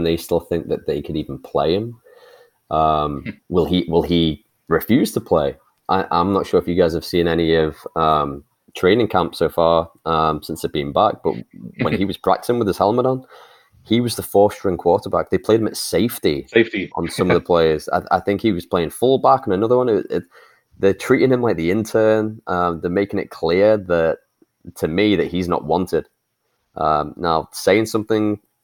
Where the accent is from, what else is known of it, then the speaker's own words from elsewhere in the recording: England, United Kingdom; accent: English; I'm the English voice of the podcast